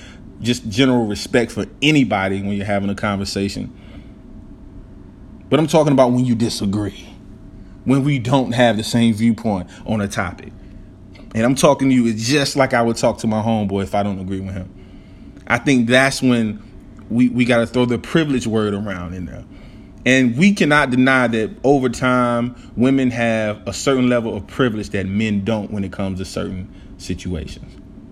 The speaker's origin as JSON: {"language": "English", "region": "the South", "country": "United States", "said": "I'm from the South, and we're from the country"}